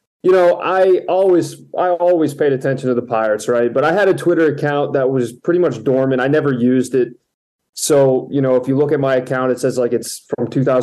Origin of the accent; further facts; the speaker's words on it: Florida, United States; moved away; I'm originally from Florida, I was born there